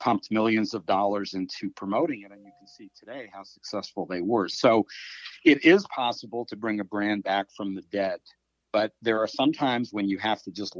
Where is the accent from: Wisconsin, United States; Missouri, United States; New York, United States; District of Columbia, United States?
District of Columbia, United States; Washington; I grew up in the Washington, D.C. area as a Redskins fan